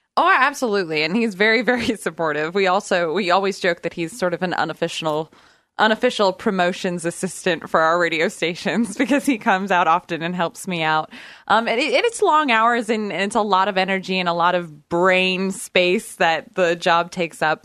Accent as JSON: {"language": "English", "town": "Brookings", "region": "Oregon", "country": "United States", "tie": "born or raised there", "said": "I grew up on the southern coast of Oregon, right in the corner, uh, Brookings, Oregon, all my life"}